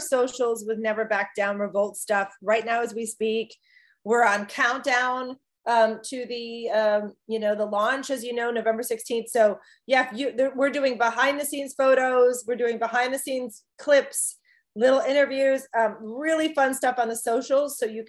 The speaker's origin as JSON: {"language": "English", "town": "Chicago", "region": "Illinois", "country": "United States", "said": "I come from Chicago, which also has good food."}